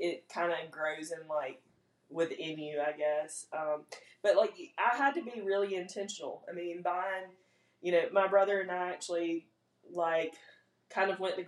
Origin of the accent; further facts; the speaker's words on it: Big Level, Mississippi, United States; moved away as an adult; now in Hattiesburg, United States; I live in Hattiesburg now, but I'm not from Hattiesburg. Grew up in Big Level on a farm